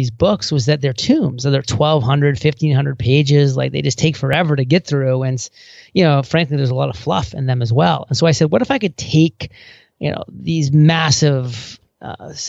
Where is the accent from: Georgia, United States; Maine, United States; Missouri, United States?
Maine, United States; small town; small town Maine